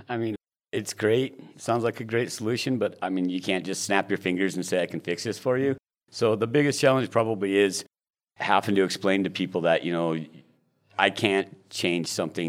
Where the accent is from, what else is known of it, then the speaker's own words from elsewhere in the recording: Elkhart, Indiana, United States; now in Gillette, United States; Well, I'm from Elkhart, Indiana, but my parents decided for me in 1979 that we were moving out here.